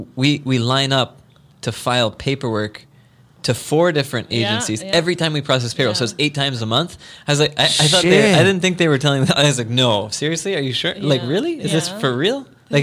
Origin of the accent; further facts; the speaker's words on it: United States; I'm American.